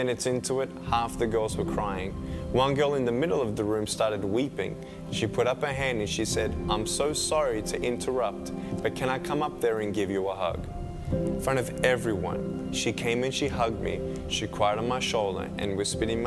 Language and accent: English; Melbourne, Victoria, Australia; I was born in Melbourne, Australia, 1982